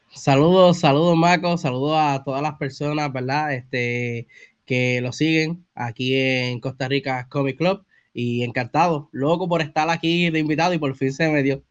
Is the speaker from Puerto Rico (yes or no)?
yes; Bayamón, Puerto Rico; soy de Bayamón, Puerto Rico